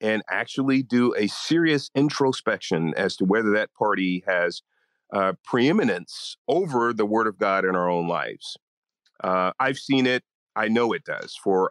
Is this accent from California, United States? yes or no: yes; San Francisco, California, United States; I was born in Hunters Point in San Francisco, Hunters Point Project. So understand that life. We then moved to a middle-class neighborhood, lower middle-class neighborhood. And I was really a boy from the hood, kind of doing, you know, basic stuff in the city of San Francisco